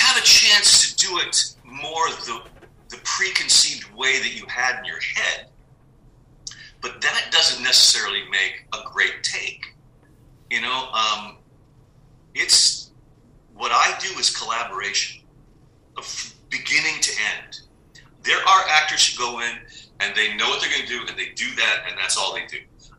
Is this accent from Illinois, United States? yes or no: no; San Diego, California, United States; Yeah, I grew up in San Diego.